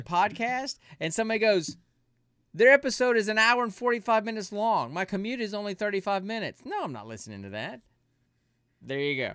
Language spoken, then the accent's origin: English; Alabama, United States; moved away as an adult; now in Georgia, United States; my hometown in Alabama